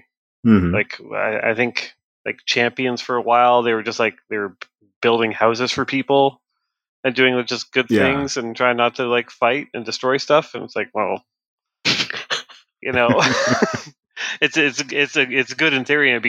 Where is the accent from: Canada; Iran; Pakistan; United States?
Canada; I'm Canadian, so it's a different government.